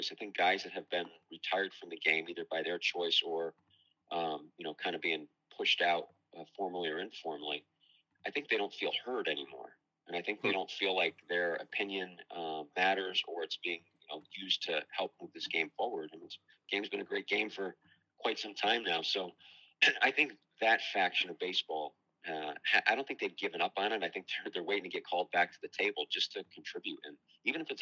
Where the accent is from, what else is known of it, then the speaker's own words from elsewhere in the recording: New York, United States; I'm a New Yorker